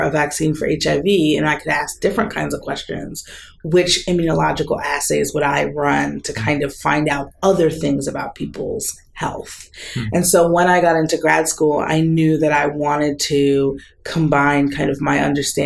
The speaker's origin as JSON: {"language": "English", "region": "southern New Jersey", "country": "United States", "tie": "born or raised there", "also_born_or_lived": "Rhode Island / Midwest", "moved": "as an adult", "lives_now": "West Coast, United States", "said": "I grew up in New Jersey, in southern New Jersey."}